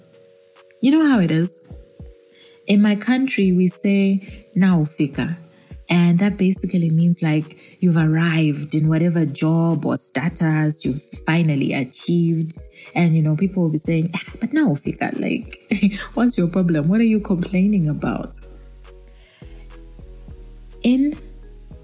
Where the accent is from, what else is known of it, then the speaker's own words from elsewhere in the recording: Zambia; also born or lived in Kabwe and Lusaka, Zambia; Yes, I am African. I come from Zambia, and I'm currently based between Kabwe and Lusaka, which is basically central Zambia